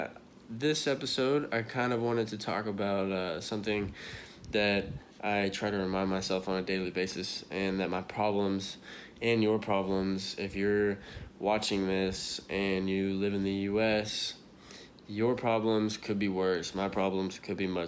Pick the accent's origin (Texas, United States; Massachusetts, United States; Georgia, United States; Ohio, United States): Texas, United States; Dallas; now in Austin, United States; I'm from, for those of you that know me, I'm from Dallas